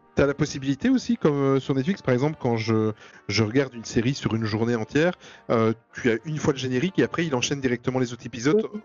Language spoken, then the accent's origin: French; Belgium; nous en Belgique